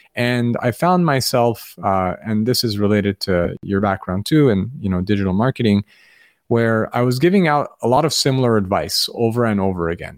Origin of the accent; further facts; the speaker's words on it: Los Angeles, California, United States; where I grew up in Los Angeles